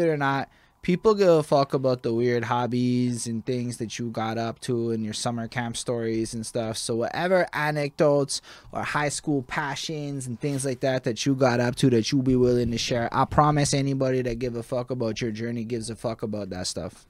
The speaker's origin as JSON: {"language": "English", "town": "Montreal", "region": "Quebec", "country": "Canada", "said": "So we come from Montreal."}